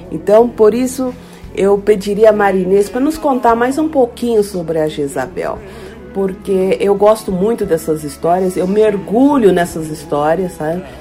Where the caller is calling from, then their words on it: Germany; sou aqui da Alemanha